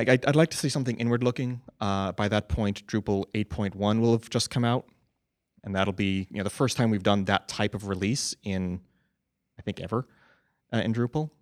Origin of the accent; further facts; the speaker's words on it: United States; I'm an American too